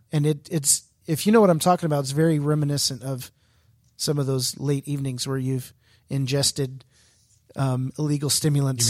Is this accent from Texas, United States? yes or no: yes; Houston, Texas, United States; I'm from Houston